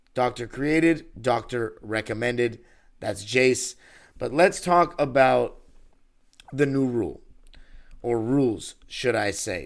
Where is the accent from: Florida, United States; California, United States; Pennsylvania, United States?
California, United States; Los Angeles; born and raised in Los Angeles